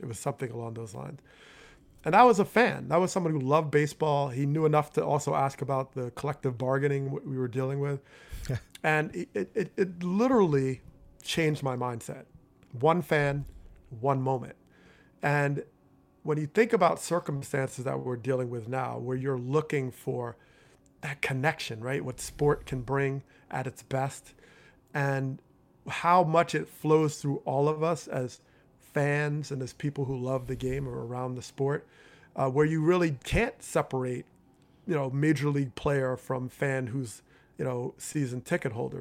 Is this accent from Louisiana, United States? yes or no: no; Teaneck, New Jersey, United States; growing up in Teaneck, New Jersey